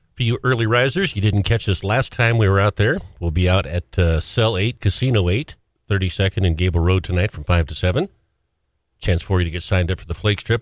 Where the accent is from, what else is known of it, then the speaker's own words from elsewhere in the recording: Great Falls, Montana, United States; I grew up in Great Falls, Golden Triangle